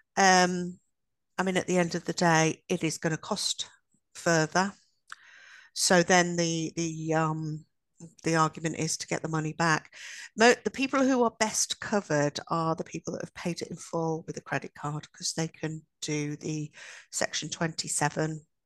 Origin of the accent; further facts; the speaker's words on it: Midlands, United Kingdom; we're only from the Midlands